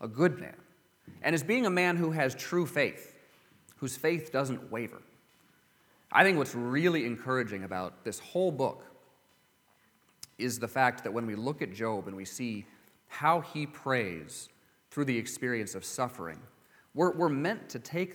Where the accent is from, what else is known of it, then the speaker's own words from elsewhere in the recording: California, United States; growing up in California